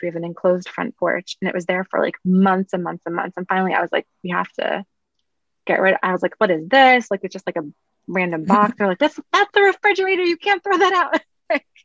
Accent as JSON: {"language": "English", "town": "New York City", "region": "New York", "country": "United States", "tie": "born or raised there", "said": "I grew up in Brooklyn"}